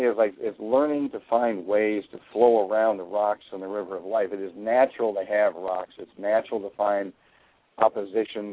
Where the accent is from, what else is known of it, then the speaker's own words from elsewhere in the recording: Chicago, Illinois, United States; I grew up around Chicago